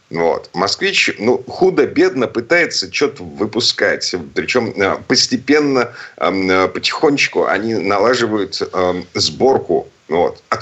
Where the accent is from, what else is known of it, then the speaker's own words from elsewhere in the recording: Saint Petersburg, Russia; из Петербурга